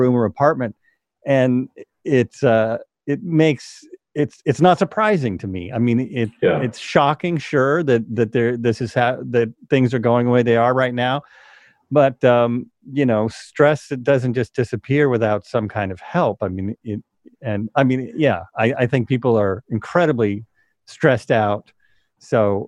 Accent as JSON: {"language": "English", "country": "United States", "tie": "born or raised there", "said": "I still grew up in America, and I still grew up as an American male"}